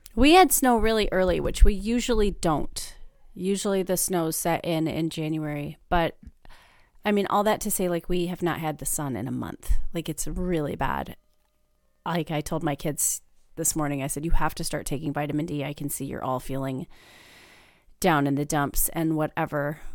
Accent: Midwest, United States; moved away; I am from the Midwest

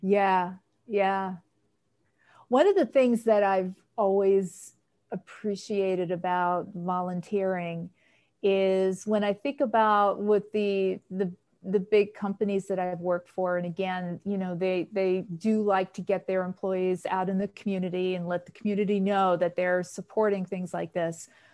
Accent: New York City, New York, United States; moved away; also born or lived in Boston; I'm from New York originally, and so my volunteerism started there at the New York Aquarium, which I grew up in Queens

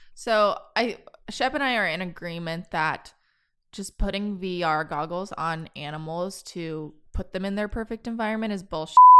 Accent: Kansas, United States; now in Austin, United States; growing up in Kansas, there was no, there's no opportunity to rock climb

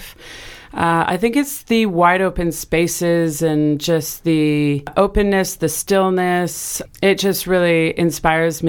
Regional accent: Vancouver Island, British Columbia, Canada; moved away as an adult; also born or lived in Montreal / Australia; now in Mississippi Delta, United States; I grew up in Canada on Vancouver Island, and so I grew up on the water

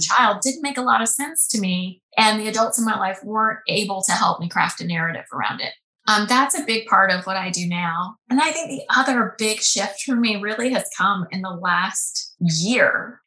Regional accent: Alabama, United States; moved away as an adult; also born or lived in Boston; I grew up in Alabama mm. in a little town, went to a public school

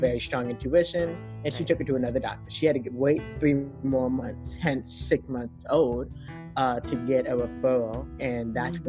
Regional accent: South Florida, United States; We were living in sunny South Florida.

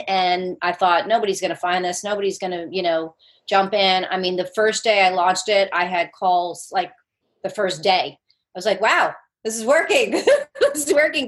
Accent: New Jersey, United States; moved away as an adult; also born or lived in Brooklyn, New York; now in Charleston, United States; I grew up as a Jersey girl

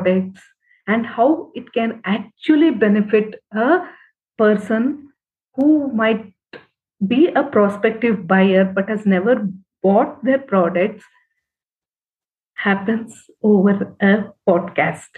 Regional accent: Bangalore, Karnataka, India; I am from Bangalore

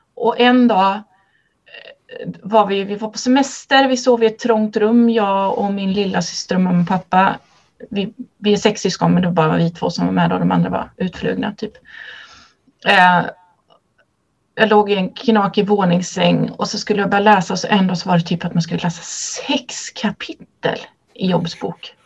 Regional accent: Kinna, Västra Götaland, Sweden; Jag är uppvuxen i Svenska kyrkan i Kinna i Göteborgs stift

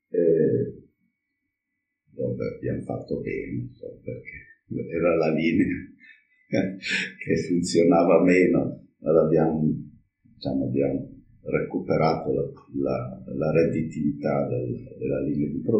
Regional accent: Friuli-Venezia Giulia, Italy; born there; Io sono nato vicino a Pordenone, in Friuli, e poi, dopo aver fatto il militare, sono andato a lavorare in Zanussi.

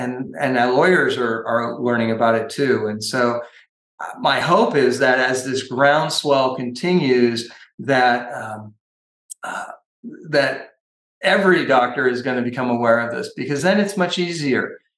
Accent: California, United States; And I'm from Northern California.

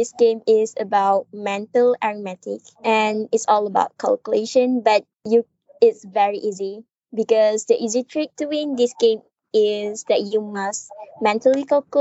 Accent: Kedah, Malaysia; I'm from Malaysia, which is more specific in Kedah.

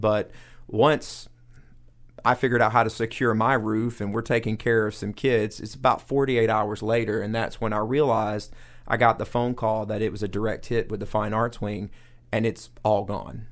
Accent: Coweta County, Georgia, United States; I grew up in Coweta County

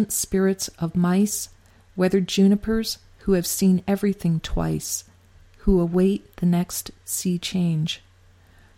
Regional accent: East Coast, United States; now in California, United States; I grew up on the East Coast and moved to California in 1977.

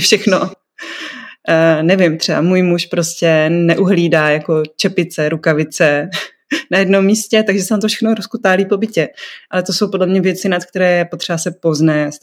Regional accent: North Moravia, Czechia; now in Brno, Czechia; já jsem děvče ze Severní Moravy, žijící v Brně

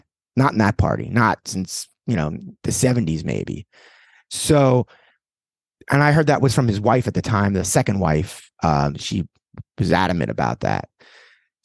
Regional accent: New York City, New York, United States; we grew up in New York

